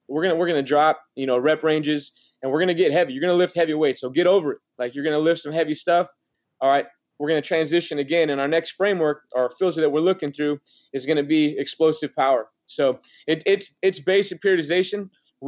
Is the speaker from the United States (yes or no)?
yes; Oregon, United States; moved away; I'm from Oregon